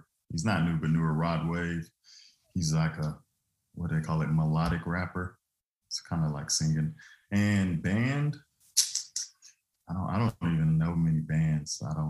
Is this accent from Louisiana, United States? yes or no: yes; Leesville, Louisiana, United States; also born or lived in Sulzbach-Rosenberg, Germany; now in Dallas, United States; I was born in Sulzbach, Rosenberg, Germany, and then I was raised in Leesville, Louisiana, which is a super small town, but we were military